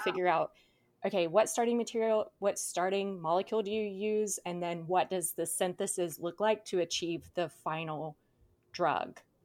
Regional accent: South Georgia, United States; now in Southern California, United States; I grew up in South Georgia

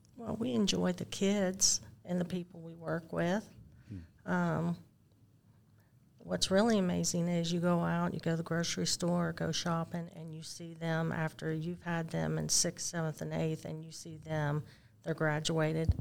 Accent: Marietta, Ohio, United States; moved away as an adult; now in Forsyth County, Georgia, United States; I'm from Marietta, Ohio.

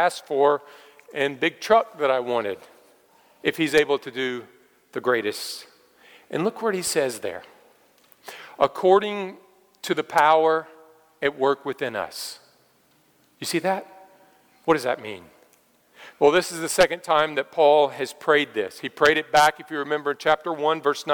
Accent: United States; being an American

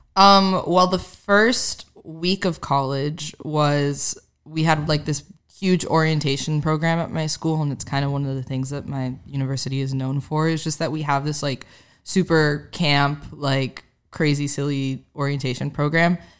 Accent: Miami, Florida, United States; moved away as an adult; now in Nashville, United States; growing up in Miami

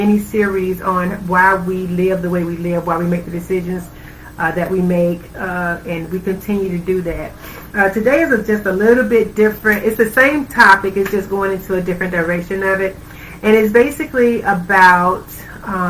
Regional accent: Georgia, United States; moved away; I'm from Georgia originally.

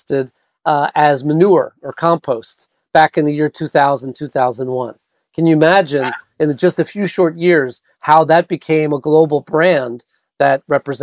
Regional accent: New York City, New York, United States; moved away; I was born and raised in New York City

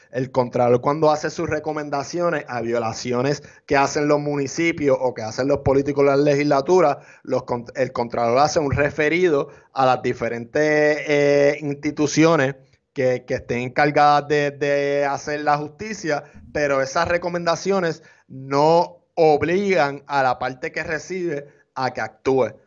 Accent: Puerto Rico; Nosotros somos hispanos, ciudadanos americanos, pero hay aquí en Puerto Rico

